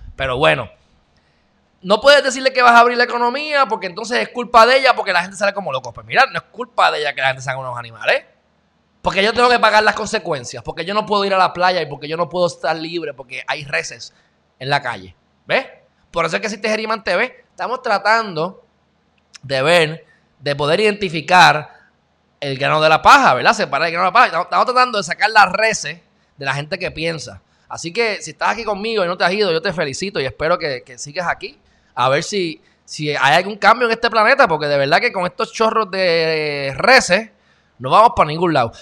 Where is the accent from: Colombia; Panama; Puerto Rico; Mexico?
Puerto Rico; accent: Puerto Rican; also born or lived in Texas; yo soy un jibarito de Puerto Rico